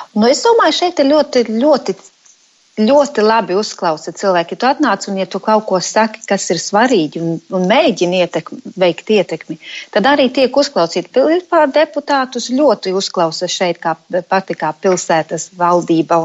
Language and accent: Latvian; Latvia; moved away as an adult; now in Manchester, United Kingdom; mēs, protams, esam dzīvojam Anglijā un strādājam Anglijā, bet tomēr mēs sirdī joprojām esam latvieši.